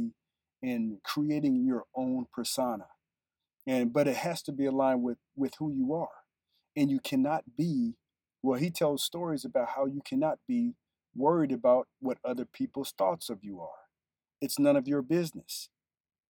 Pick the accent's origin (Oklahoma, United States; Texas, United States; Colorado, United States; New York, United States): Colorado, United States; Colorado Springs; I'm from Colorado Springs